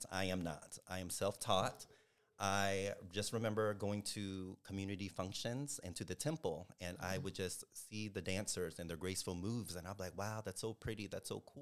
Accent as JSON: {"language": "English", "country": "United States", "tie": "born or raised there", "said": "because I was born and raised here in America."}